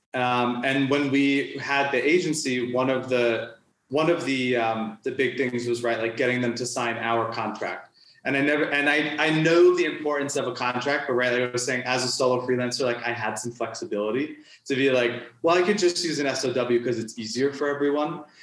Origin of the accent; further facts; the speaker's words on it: New York, United States; moved away as an adult; now in Mexico; I'm from New York originally.